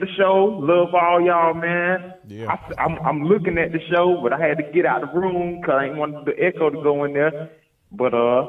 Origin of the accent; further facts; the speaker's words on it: North Carolina, United States; I'm from North Carolina, man.